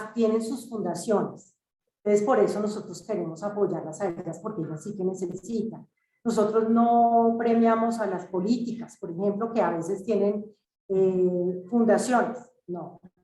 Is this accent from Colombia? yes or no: yes; Colombia; somos colombianos, colombianos, colombianos al 100%